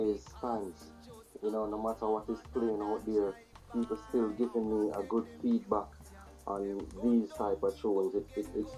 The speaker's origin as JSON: {"language": "English", "town": "Kingston", "country": "Jamaica", "tie": "born or raised there", "said": "I was born and raised in Kingston, Jamaica"}